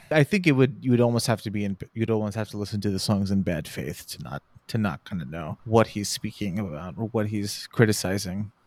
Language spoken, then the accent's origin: English; Houston, Texas, United States; I'm from Houston